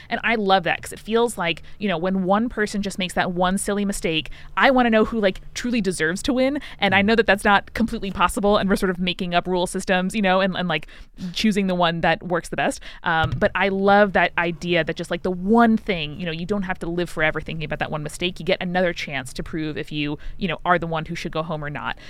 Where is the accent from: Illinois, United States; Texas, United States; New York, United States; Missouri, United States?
New York, United States; Long Island; I'm from Long Island